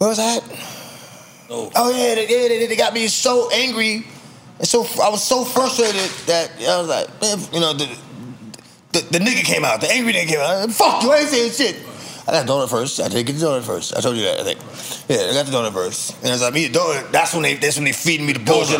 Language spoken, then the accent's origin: English; Yonkers, New York, United States; I'm from Yonkers